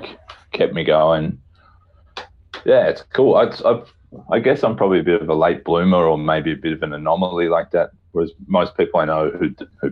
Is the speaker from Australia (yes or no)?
yes; Australia; moved away as an adult; also born or lived in Berlin; as an Australian